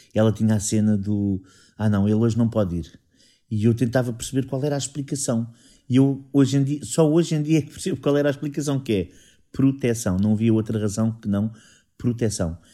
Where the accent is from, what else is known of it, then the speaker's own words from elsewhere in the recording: Sintra, Lisbon, Portugal; eu sou saloio, tenho. As únicas costelas que eu não tenho de Sintra são dos meus pais.